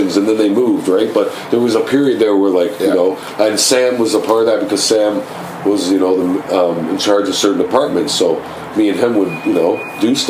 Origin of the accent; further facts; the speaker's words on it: Toronto, Ontario, Canada; I'm from Scarborough.